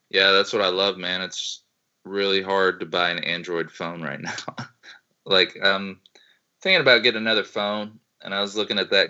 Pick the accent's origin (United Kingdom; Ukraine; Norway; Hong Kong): Ukraine; also born or lived in Slovakia; now in United States; So I grew up in Ukraine.